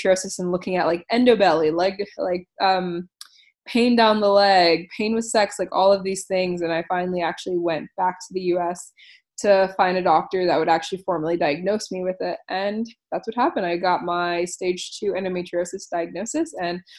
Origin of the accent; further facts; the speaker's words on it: East Coast of the USA, United States; moved away as an adult; also born or lived in Ohio; now in Australia; I am originally from the East Coast of the USA.